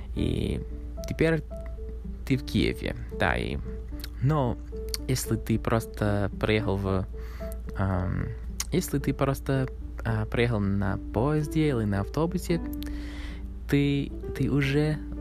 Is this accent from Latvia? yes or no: no; Canada; Russian is a second language; Канада — это мой родной, моя родная страна. Я родился здесь, в Канаде